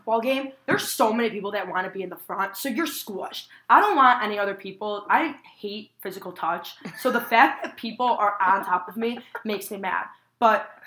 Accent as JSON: {"language": "English", "region": "Midwest", "country": "United States", "said": "we're from the Midwest"}